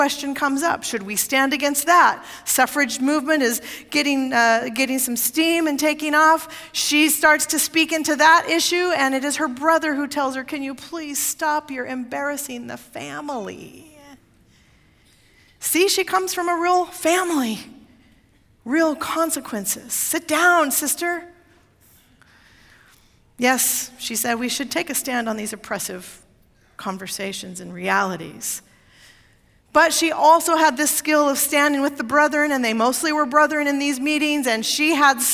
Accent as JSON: {"language": "English", "region": "Oregon", "country": "United States", "moved": "yes", "said": "my home state of Oregon"}